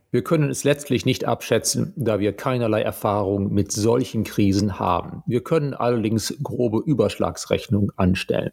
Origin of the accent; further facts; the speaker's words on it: Germany; bei uns in Deutschland